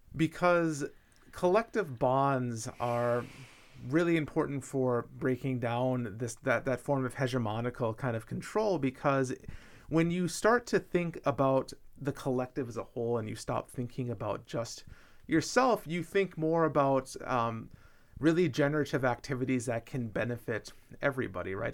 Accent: Minnesota, United States; my home state of Minnesota

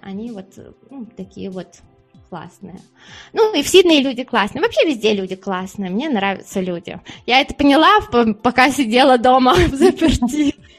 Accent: Siberia, Russia; moved away as an adult; also born or lived in Australia / United States; now in Spain; я из Сибири, мы все время, когда мороз, мы сидели дома

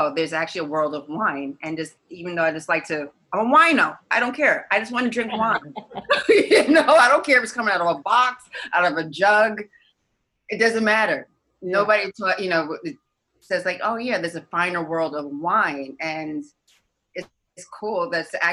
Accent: New York City, New York, United States; I grew up in the Bronx. My parents are from Belize

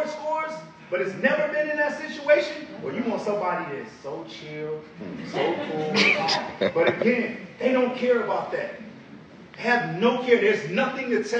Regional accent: Chicago, Illinois, United States; I'm from Southside Chicago, single mama, welfare, all of these things

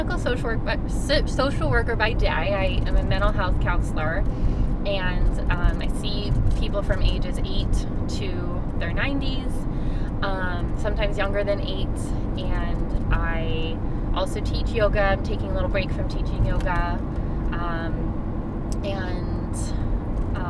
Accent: Pittsburgh, Pennsylvania, United States; moved away as an adult; also born or lived in Philadelphia; I grew up in Pittsburgh, PA, but I really feel like I'm from Philadelphia because I spent the last 8 years of my life there

